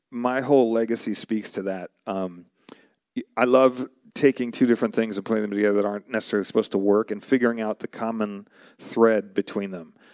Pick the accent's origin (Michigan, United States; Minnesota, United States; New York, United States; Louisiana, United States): New York, United States; also born or lived in Arizona; So I, originally, I'm from New York. Before I moved to Arizona, I was in New York